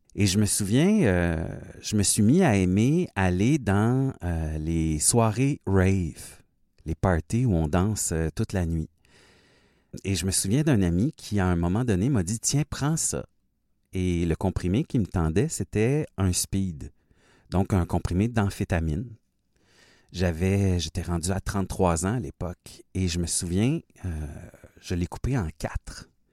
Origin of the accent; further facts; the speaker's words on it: Fort-Coulonge, Quebec, Canada; je suis né au Québec, mais vraiment dans le sud-ouest du Québec, à la frontière de l'Ontario, dans mon petit village qui s'appelle Fort-Coulonge